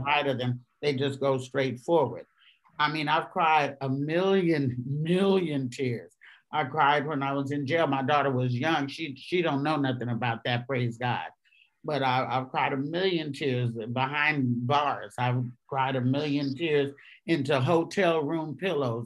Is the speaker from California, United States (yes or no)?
yes; Bay Area, California, United States; also born or lived in Arkansas; I was born in Arkansas. I was raised in the Bay Area, but I was born in Arkansas.